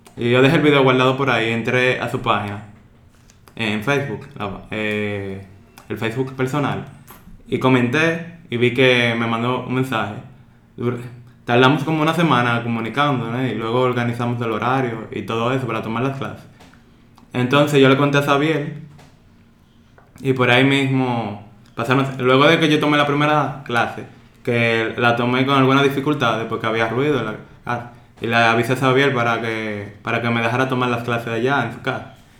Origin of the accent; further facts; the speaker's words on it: Dominican Republic; soy dominicano, tengo 21 años de edad